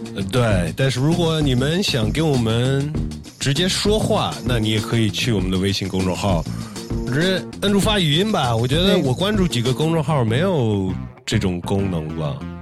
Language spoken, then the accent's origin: Chinese; United States; 我一个来自美国的中国人